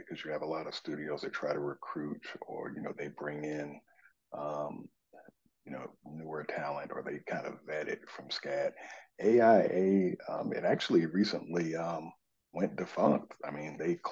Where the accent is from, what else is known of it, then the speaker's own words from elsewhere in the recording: Warner Robins, Georgia, United States; now in Atlanta, United States; I grew up in Warner Robins, Georgia, and came to Atlanta in 1994